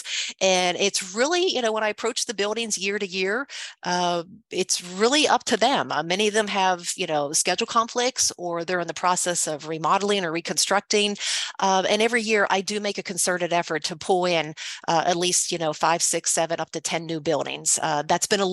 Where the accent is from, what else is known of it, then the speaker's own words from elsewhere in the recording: Pittsburgh, Pennsylvania, United States; moved away as an adult; also born or lived in Chicago; moving outside of Pittsburgh, my hometown, to Chicago